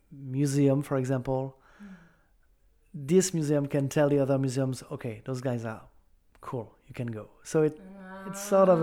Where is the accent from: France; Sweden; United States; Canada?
France; accent: French; English is a second language; With my French accent.